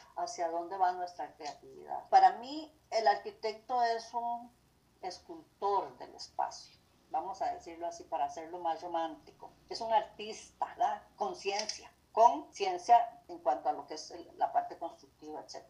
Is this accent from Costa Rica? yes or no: yes; Costa Rica; como arquitectos costarricenses